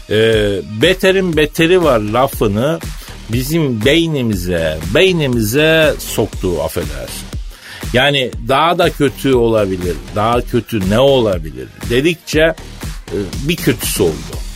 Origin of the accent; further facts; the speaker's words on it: Elazığ, Elazığ Province, Turkey; born there; Elazığ doğumluyum abi ben.